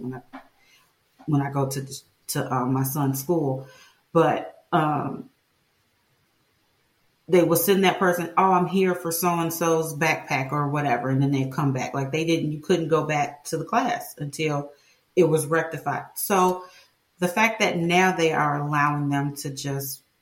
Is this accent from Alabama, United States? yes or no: no; Chicago, Illinois, United States; I grew up in Chicago